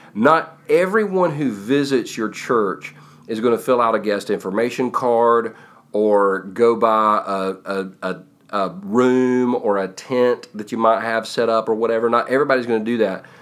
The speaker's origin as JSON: {"language": "English", "country": "United States", "tie": "born or raised there", "said": "I was born in America, live in, you know, live in America, love America"}